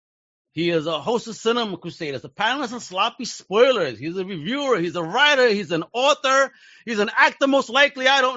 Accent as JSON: {"language": "English", "country": "Puerto Rico", "tie": "born or raised there", "moved": "yes", "lives_now": "United States", "said": "in Puerto Rico, I remember growing up, and my uncles used to have Tintin comics all over the place"}